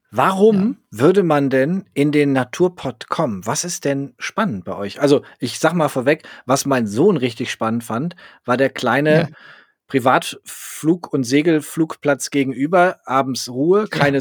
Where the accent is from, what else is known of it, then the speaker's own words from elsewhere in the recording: Northern Germany, Germany; als Norddeutscher wie ich